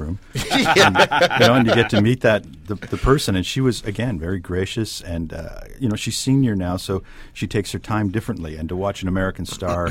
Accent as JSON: {"language": "English", "town": "Hamilton", "region": "Ontario", "country": "Canada", "tie": "born or raised there", "said": "I grew up in Hamilton"}